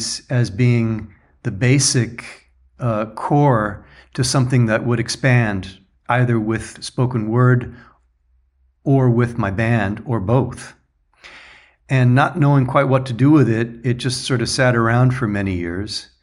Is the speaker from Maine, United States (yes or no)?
no; Laguna Beach, California, United States; also born or lived in New York / Germany; now in San Diego, United States; Laguna Beach is where I was born and grew up